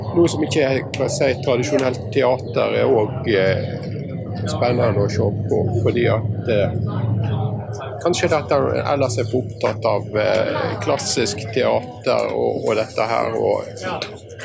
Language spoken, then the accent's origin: Norwegian; Western Norway, Norway; Jeg er vestlending av en litt varierende avstamning.